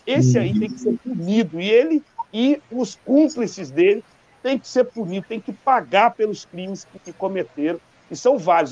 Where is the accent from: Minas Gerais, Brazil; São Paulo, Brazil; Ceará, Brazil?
Minas Gerais, Brazil; Belo Horizonte; eu sou aqui de Belo Horizonte